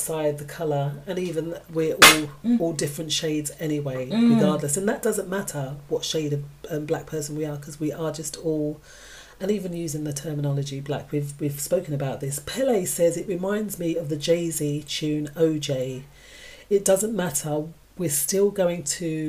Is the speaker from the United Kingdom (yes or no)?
yes; United Kingdom; We're defined as British, but UK, because we're born here.